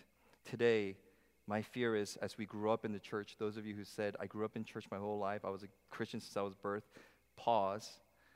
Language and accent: English; New Jersey, United States; My hometown church in New Jersey